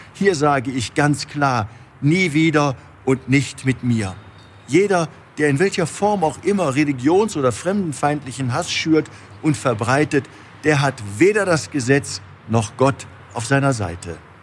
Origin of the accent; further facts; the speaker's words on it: Cologne, North Rhine-Westphalia, Germany; als Kölner